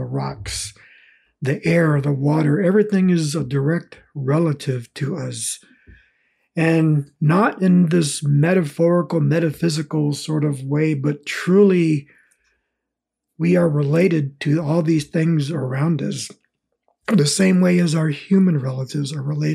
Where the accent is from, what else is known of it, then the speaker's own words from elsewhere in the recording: Southern California, United States; English is a second language; also born or lived in American Southwest / Chihuahua, Mexico; I spent most of my life when I was growing up in Southern California, down by the border, and also in the American Southwest and back and forth into the Southwest and Mexico as well